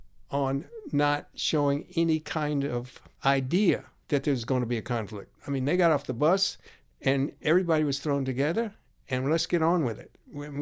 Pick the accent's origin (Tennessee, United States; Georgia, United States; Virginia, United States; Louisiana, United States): Georgia, United States; Athens; I grew up in Athens, Georgia.